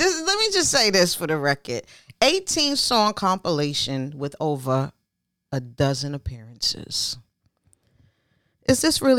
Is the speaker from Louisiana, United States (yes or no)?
no; New York City, New York, United States; I'm from Bed-Stuy.